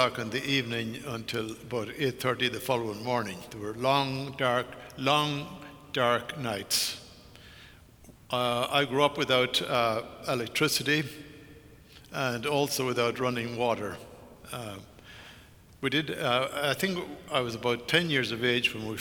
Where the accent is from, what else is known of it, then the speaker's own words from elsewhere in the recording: Ireland; Ireland, my home country